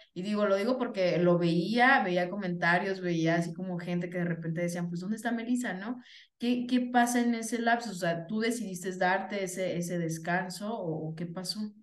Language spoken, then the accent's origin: Spanish; Venustiano Carranza, Michoacán, Mexico; moved away; mi acta de nacimiento, déjenme les digo, sí, mis primeros años son de Venustiano Carranza, Michoacán